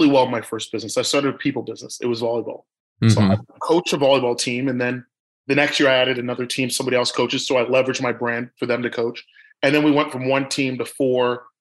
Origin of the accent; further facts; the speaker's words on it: Toronto, Ontario, Canada; I'm born and raised in Toronto, Canada